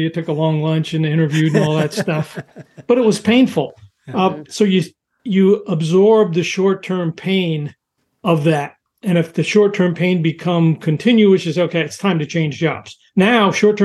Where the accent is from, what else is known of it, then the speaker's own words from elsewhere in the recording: New York City, New York, United States; moved away as an adult; also born or lived in Southern California; I was from New York City